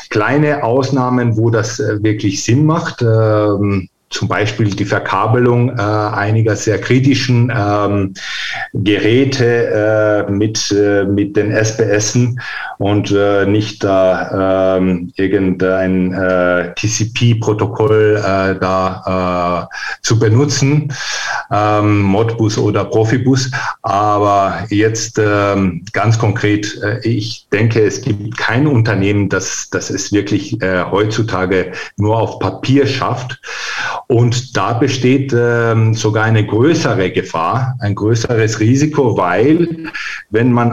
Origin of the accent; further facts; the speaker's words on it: Greece; also born or lived in Vienna, Austria; Nee, ich bin tatsächlich äh, Österreicher in Wien geboren.